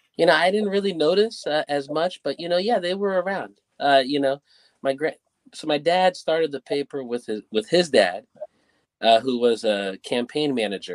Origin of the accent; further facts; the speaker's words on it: Burlingame, California, United States; also born or lived in Foster City, California; I'm born and raised in Burlingame, California